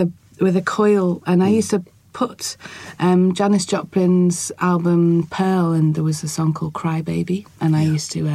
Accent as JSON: {"language": "English", "town": "Liverpool", "region": "North West England", "country": "United Kingdom", "tie": "born or raised there", "moved": "yes", "lives_now": "Newcastle, United Kingdom", "said": "where I lived, where I was brought up in Liverpool. I live in Newcastle now."}